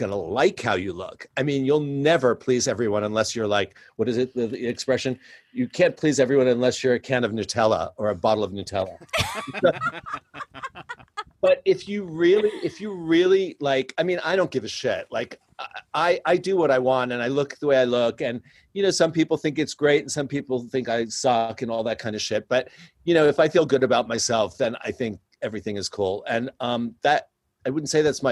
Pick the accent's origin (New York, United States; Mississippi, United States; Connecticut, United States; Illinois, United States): New York, United States; New York City; when I was growing up in New York City